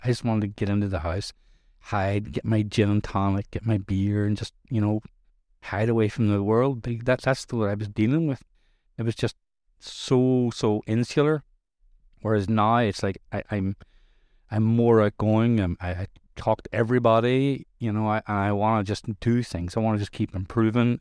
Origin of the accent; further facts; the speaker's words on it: Ireland; I'm Irish. I grew up in Irish culture where drinking accepted all over the place